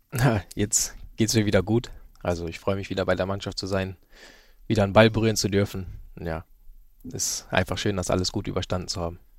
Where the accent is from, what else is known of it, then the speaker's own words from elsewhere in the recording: Osnabrück, Lower Saxony, Germany; Ich sag mal, Osnabrück ist eine schöne Stadt, um aufzuwachsen. Nicht zu groß, nicht zu klein. Man hat irgendwie alles. Und ja, also ich würde einfach sagen, eine perfekte Stadt zum Aufwachsen.